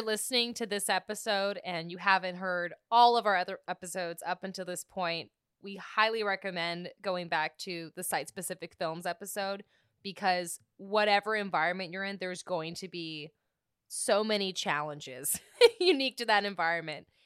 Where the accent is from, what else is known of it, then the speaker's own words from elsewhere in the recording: British Columbia, Canada; I'm from British Columbia